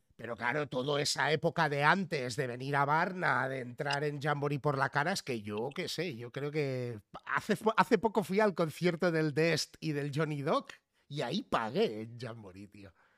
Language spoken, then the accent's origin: Spanish; Figueres, Catalonia, Spain; yo desde muy pequeñito, pues eh, nos fuimos a vivir a Figueras, al lado de la frontera.